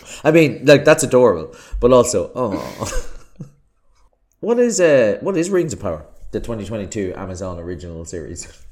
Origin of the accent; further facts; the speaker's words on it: Ireland; accent: Irish; I'm Irish, as you can probably tell from my accent